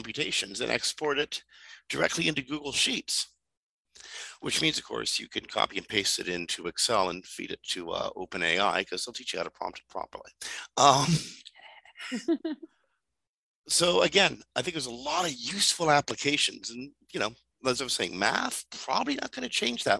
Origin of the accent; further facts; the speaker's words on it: Canada; also born or lived in Toronto; I'm Canadian